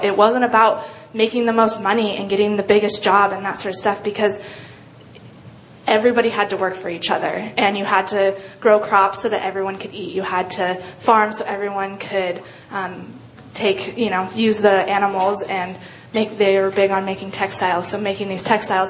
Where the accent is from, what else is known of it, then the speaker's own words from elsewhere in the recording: Colorado Springs, Colorado, United States; moved away as an adult; I grew up in Colorado Springs, Colorado, and uh, moved out here to go to school at UW